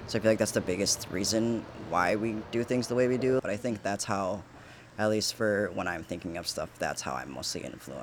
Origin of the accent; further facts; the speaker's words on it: Milwaukee, Wisconsin, United States; I was a meat and cheese kid. You know, I'm from here.